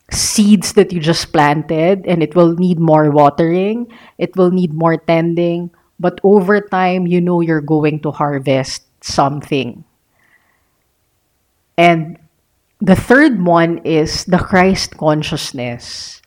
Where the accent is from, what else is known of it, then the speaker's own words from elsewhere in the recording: Philippines; I was born here in the Philippines